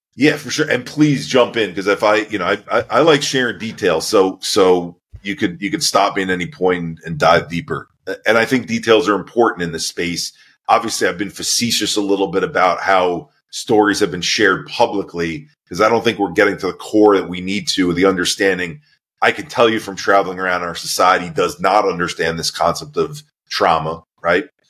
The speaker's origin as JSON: {"language": "English", "town": "Merrick", "region": "New York", "country": "United States", "tie": "born or raised there", "said": "I was born in New York, a uh, town called Merrick, just outside of New York City, so on the south shore of Long Island"}